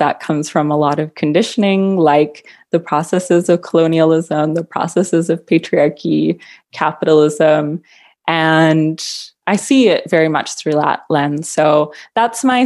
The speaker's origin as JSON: {"language": "English", "town": "Vancouver", "region": "British Columbia", "country": "Canada", "tie": "born or raised there", "moved": "as an adult", "lives_now": "Halifax, Canada", "said": "I was born and raised in Metro Vancouver, Canada, which is on the far west coast."}